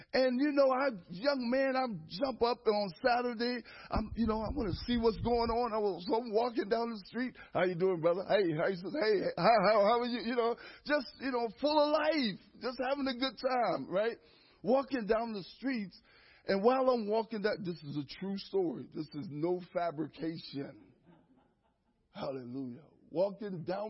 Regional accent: Erie, Pennsylvania, United States; I'm born and raised in Erie, Pennsylvania

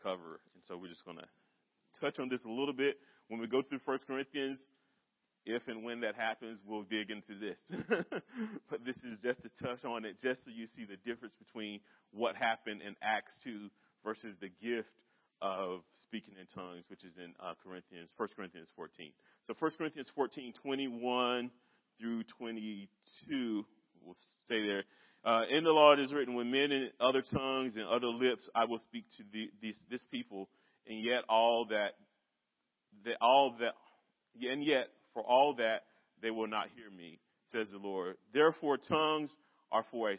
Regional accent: North Carolina, United States; also born or lived in Bedford; now in Lynchburg, United States; I'm from North Carolina

